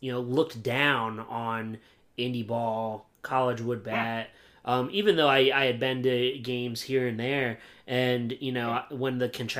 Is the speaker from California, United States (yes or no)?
no; Williamsport, Pennsylvania, United States; my hometown, the Williamsport Crosscutters